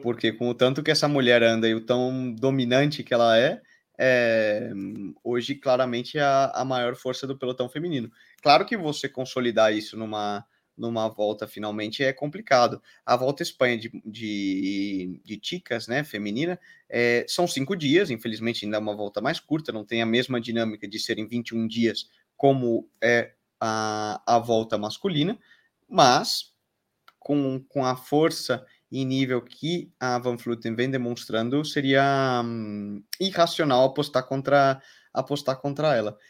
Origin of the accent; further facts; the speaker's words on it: Brazil; also born or lived in Burgos, Spain; nós, como brasileiros